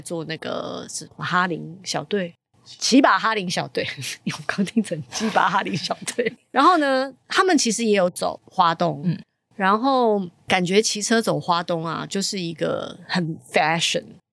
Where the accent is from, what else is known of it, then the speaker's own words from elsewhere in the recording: Taiwan; 我也是台湾人